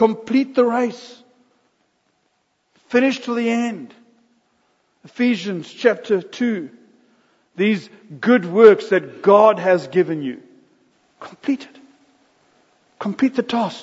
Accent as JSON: {"language": "English", "country": "South Africa", "said": "We're busy transitioning from South Africa to America"}